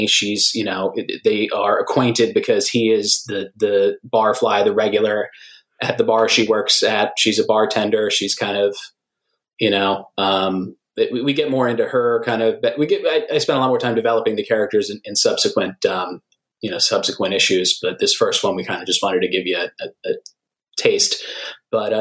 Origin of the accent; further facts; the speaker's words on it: just outside Philadelphia, Pennsylvania, United States; also born or lived in New York; I'm actually originally from New York, but I grew up mostly just outside Philly, and then lived there for the past 16, 17 years now.